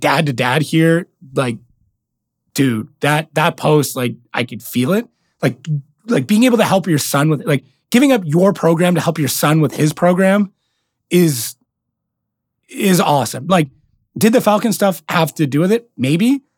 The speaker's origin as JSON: {"language": "English", "country": "Canada", "accent": "very heavy Canadian accent", "said": "being Canadian"}